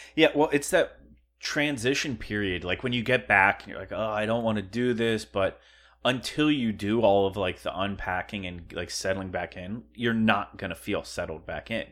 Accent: Pennsylvania, United States; moved away; we're from Pennsylvania, too

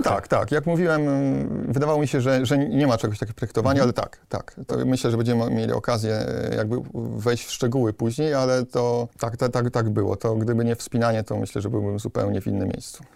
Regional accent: Silesian family, Silesian Voivodeship, Poland; pochodzę z takiej, no, powiedzmy, śląskiej, typowej rodziny. Robotnicza rodzina.

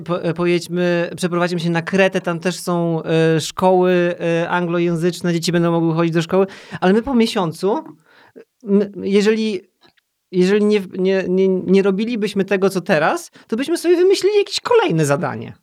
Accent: Poland; moved away as an adult; also born or lived in United Kingdom; tak jak bardzo, bardzo dużo ludzi w Polsce, jestem z małego miasta

